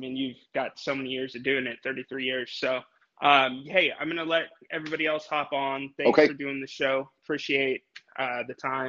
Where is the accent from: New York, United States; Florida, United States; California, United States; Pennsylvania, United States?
California, United States; Sacramento; I'm from Sacramento and I'm a homer